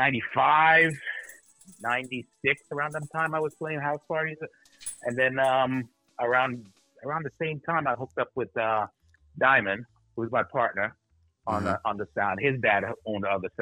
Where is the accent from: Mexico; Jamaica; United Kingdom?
Jamaica; Harbour View; also born or lived in Red Hills, Jamaica; now in New Jersey, United States; Born and raised in Red Hills, Jamaica. Grew up in Harbor.